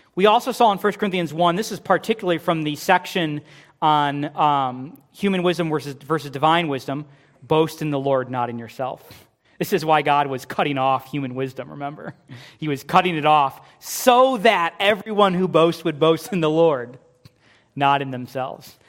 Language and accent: English; United States; We, as American Christians